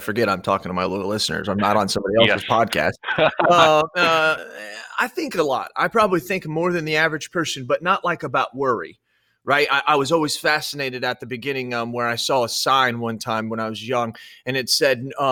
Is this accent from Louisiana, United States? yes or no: no; Illinois, United States; also born or lived in Washington; When we moved from Washington to Illinois, we drove down to actually Arizona, Phoenix, Arizona, and then up to Illinois.